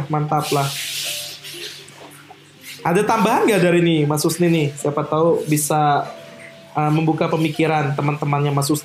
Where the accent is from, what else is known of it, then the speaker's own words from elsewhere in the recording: Bandung, West Java, Indonesia; Kita warga Bandung harus di Bandung.